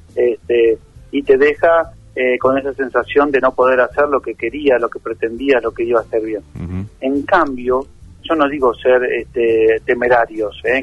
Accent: near the Atlantic, Buenos Aires Province, Argentina; also born or lived in La Plata; now in Darregueira, Argentina; Yo soy de la provincia de Buenos Aires, ¿viste? Y nací cerca del mar Atlántico si no, sino crecí en cerca del mar Atlántico porque nací en Buenos Aires.

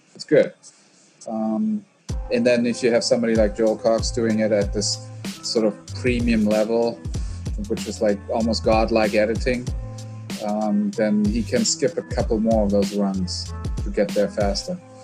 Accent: South Africa; moved away; also born or lived in Germany / United States; I grew up in South Africa, or yeah. when I was a teenager there

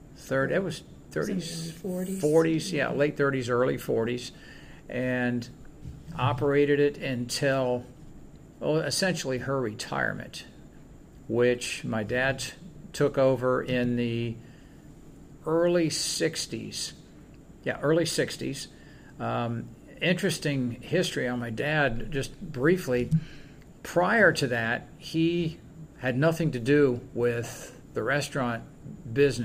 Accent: Clearwater, Florida, United States; born or raised there

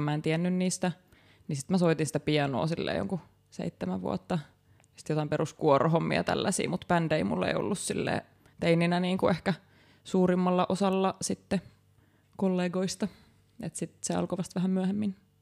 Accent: Kymenlaakso, Finland; moved away; alun perin kotosin kanssa Kymenlaaksosta

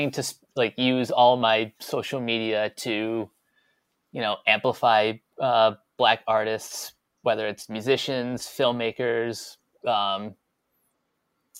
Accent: New York, United States; As a New Yorker

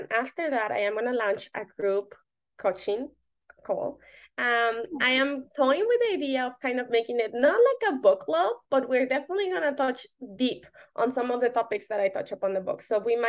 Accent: Mexico City, Mexico; So I'm from Mexico City, and one of the categories was on the Mexico City and the history.

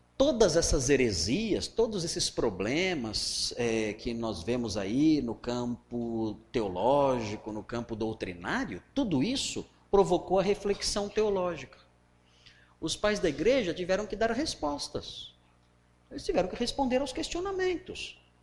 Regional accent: Cearense, Ceará, Brazil; Nós somos cearenses

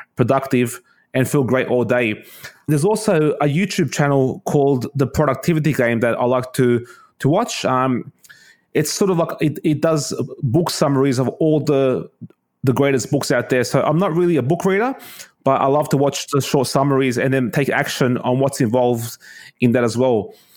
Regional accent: Sydney, New South Wales, Australia; I'm from Sydney, Australia.

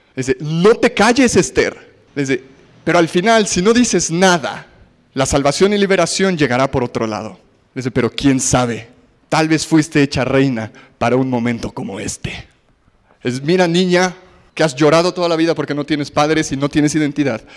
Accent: Mexico; los judíos y mexicanos somos parecidos

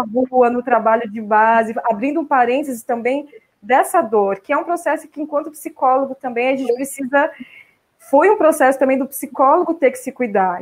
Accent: Mogi das Cruzes, São Paulo, Brazil; also born or lived in Poá; now in São Paulo, Brazil; estou falando de Mogi das Cruzes, passando a pandemia aqui, a minha cidade natal, mas eu moro em São Paulo, na região central, né? desde que me casei, mudei para lá, mas nasci em Poá, depois fui para Mogi

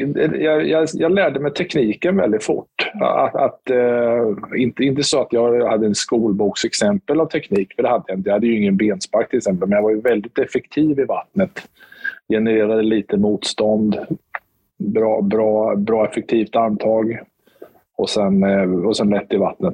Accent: Motala, Östergötland, Sweden; also born or lived in Stockholm; now in Linköping, Sweden; jag är uppväxt i Motala

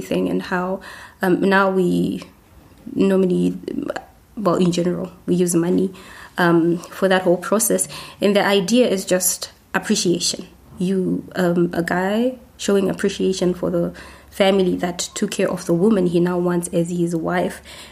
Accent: Zimbabwe; I come from Zimbabwe.

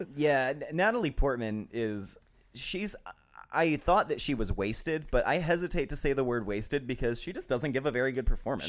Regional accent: Albuquerque, New Mexico, United States; I'm from New Mexico

